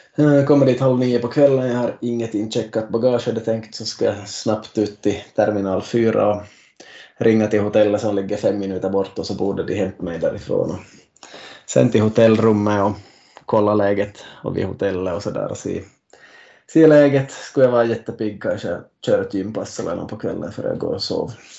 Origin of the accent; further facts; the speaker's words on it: Finland; Vi är nu tre från Finland